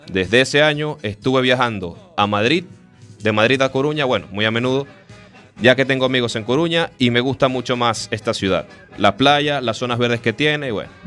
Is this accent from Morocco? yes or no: yes; Morocco; Spanish is a second language; now in Spain; soy marroquí y hoy os voy a hablar sobre los lugares que conozco de España. Entré en España en el año 1970.